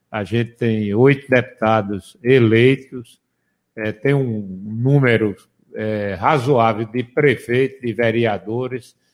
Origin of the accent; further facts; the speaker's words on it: Macaparana, Pernambuco, Brazil; É da minha terra.